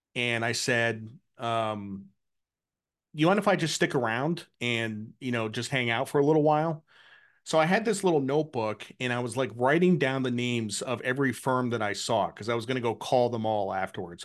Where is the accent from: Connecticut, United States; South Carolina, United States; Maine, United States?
Connecticut, United States; I grew up in New England, I grew up in Connecticut